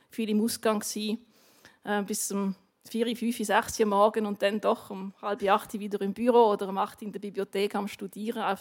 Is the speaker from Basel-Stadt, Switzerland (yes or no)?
yes; Basel, Basel-Stadt, Switzerland; Meine Eltern haben in Basel gewohnt, ich, habe, ich bin in Basel aufgewachsen.